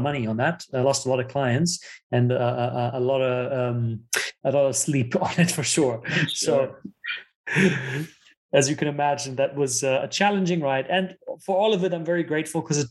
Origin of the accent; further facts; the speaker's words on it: Germany; English is a second language; moved away; also born or lived in United States / South Africa; So I was born and raised in Germany. My dad is Italian, so I was raised bilingual